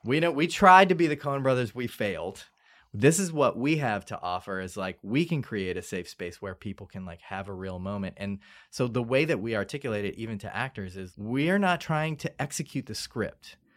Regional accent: New Orleans, Louisiana, United States; moved away; we grew up in New Orleans in the suburbs.

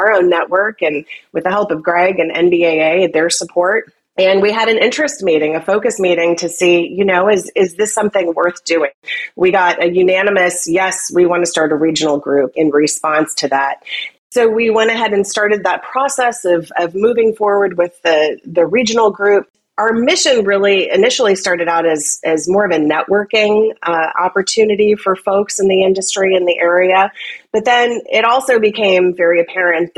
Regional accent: Central Florida, United States; I grew up in Central Florida

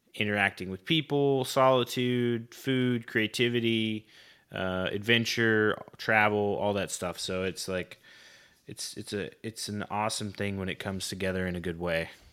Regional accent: Oklahoma, United States; I grew up in Oklahoma

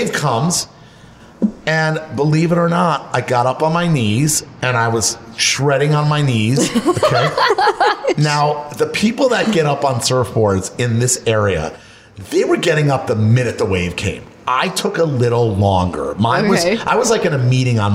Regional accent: Florida, United States; moved away; I grew up in Florida where the water is 83 degrees.

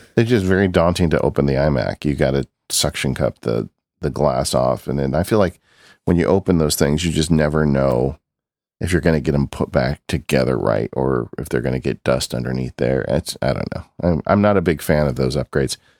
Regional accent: Southern California, United States; my entire life growing up in Southern California

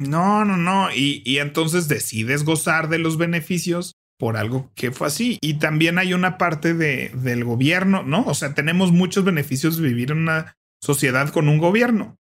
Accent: Mexico; es más cómodo quedarse en México, la verdad, para muchas cosas

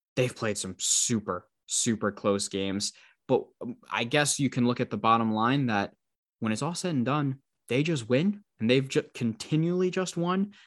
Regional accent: Long Island, New York, United States; moved away; I do come back to New York a, a decent amount 'cause I am from Long Island originally

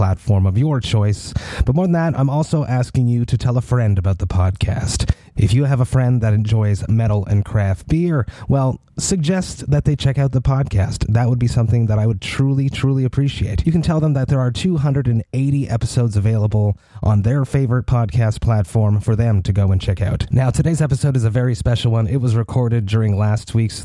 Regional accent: Montreal, Quebec, Canada; We grew up in the Montreal metal scene in the early 2000s

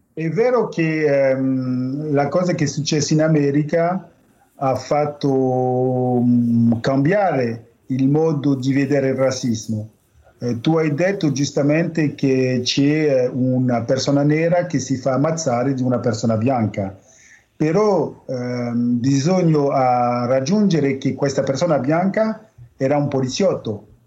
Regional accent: France; noi francesi

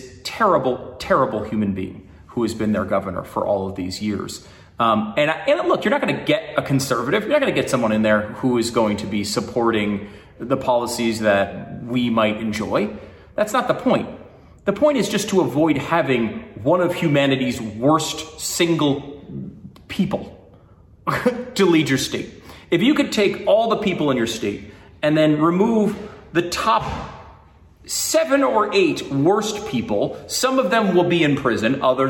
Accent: New York, United States; born there; And I was born in New York. I have family in New York. I have friends in New York.

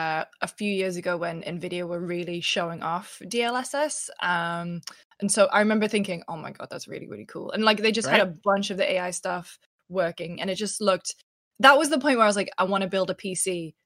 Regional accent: United Kingdom; I mean, first of all, I'm British.

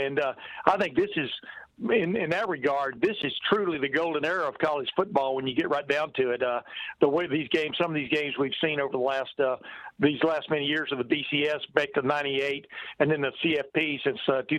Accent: Alabama, United States; I grew up in Alabama

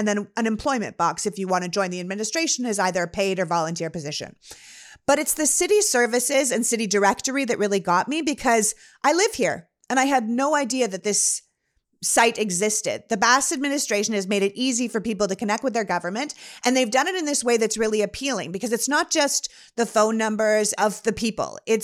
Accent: Canada; moved away; where I'm from in Canada

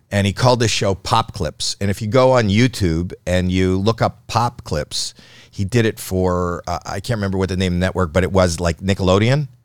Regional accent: Toronto, Ontario, Canada; I'm from Toronto.

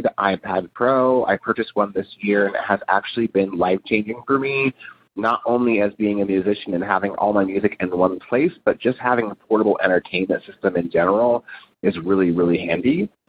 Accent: San Francisco, California, United States; now in Honolulu, United States; I'm calling from Honolulu, Hawaii currently, but I'm actually from San Francisco, California

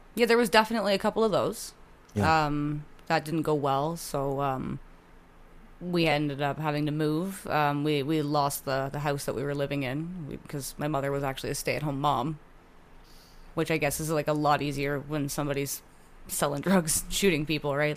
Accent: Hamilton, Ontario, Canada; also born or lived in Oakville, Ontario / Burlington, Ontario; I was born in Oakville, um, and then we moved to Burlington and then we moved to Hamilton

